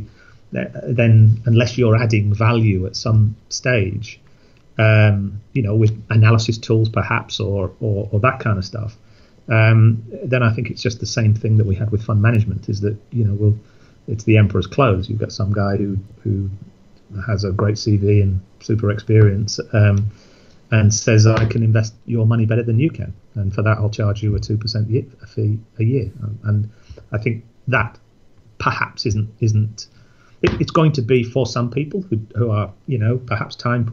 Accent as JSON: {"language": "English", "region": "Yorkshire and the Humber", "country": "United Kingdom", "said": "I'm a Yorkshireman"}